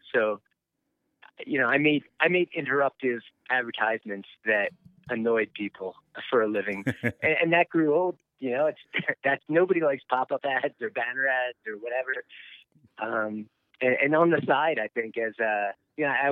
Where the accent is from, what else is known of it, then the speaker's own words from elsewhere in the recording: Philadelphia, Pennsylvania, United States; moved away as an adult; also born or lived in Colorado; now in Buena Vista, United States; I grew up in Philadelphia. I lived out there. You know, into my early 20s